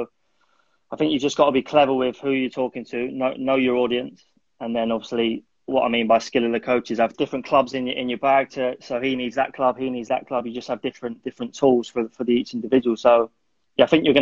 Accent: London, United Kingdom; also born or lived in Malaysia; I'm originally from North London

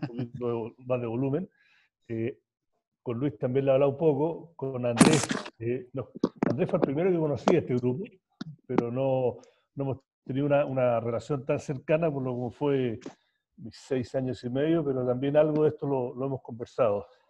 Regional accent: Chile; moved away as an adult; yo me fui de Chile por lo que pensé que iba a ser cuatro años y me quedé 26, 27 casi

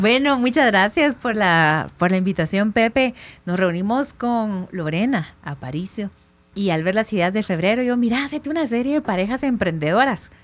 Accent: Quetzaltenango, Guatemala; soy del interior de Guatemala, de Shela

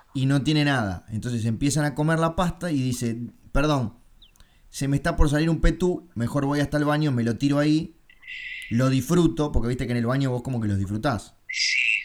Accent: Uruguay; soy uruguayo

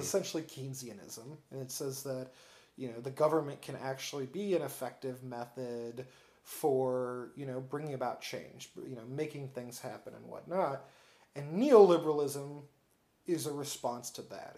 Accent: Peoria, Illinois, United States; also born or lived in Chicago; I was born and raised in Peoria, and I lived most of my life in Peoria

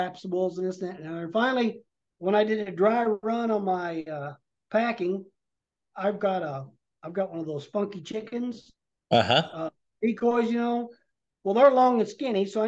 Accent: the Ozarks, United States; I grew up in the Ozarks

